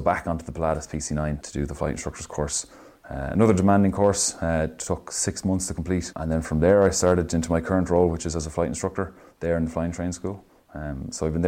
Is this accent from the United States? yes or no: no; Dunboyne, Leinster, Ireland; I'm from Dunboyne in Meath